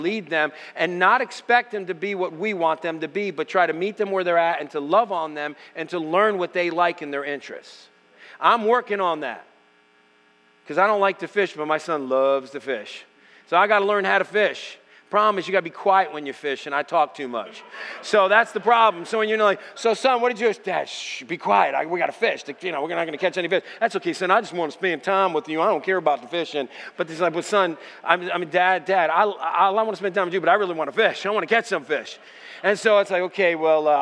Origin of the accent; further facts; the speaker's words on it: United States; I'm American.